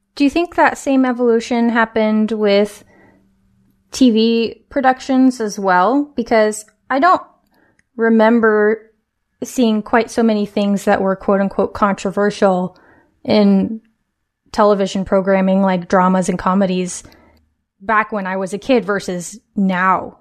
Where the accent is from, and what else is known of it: West Coast, United States; born or raised there